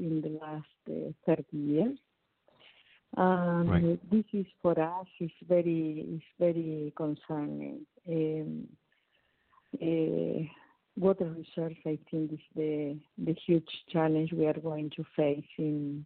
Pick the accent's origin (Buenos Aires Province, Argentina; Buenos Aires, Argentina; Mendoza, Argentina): Mendoza, Argentina; also born or lived in Cafayate, Salta; I was born in Mendoza.